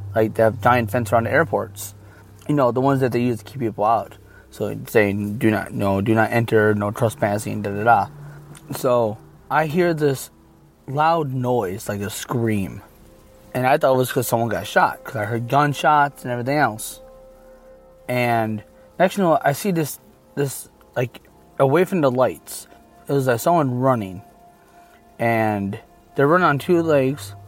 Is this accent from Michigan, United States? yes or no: yes; Michigan, United States; I'm from Michigan